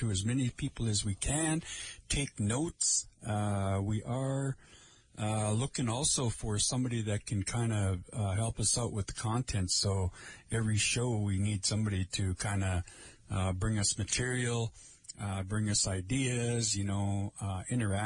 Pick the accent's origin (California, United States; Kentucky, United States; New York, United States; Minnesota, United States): Minnesota, United States; Lake Vermilion area; I am from the Lake Vermilion area of our reservation here